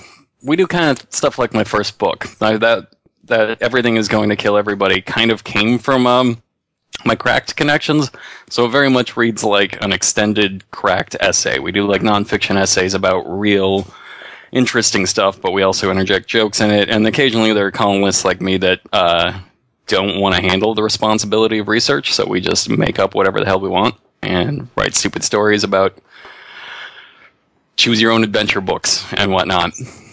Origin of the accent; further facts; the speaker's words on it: Portland, United States; also born or lived in Santa Monica; I lived down there for a few years to do in-office stuff, but I'm from Portland, and my wife has jobs and contacts here, so we moved back.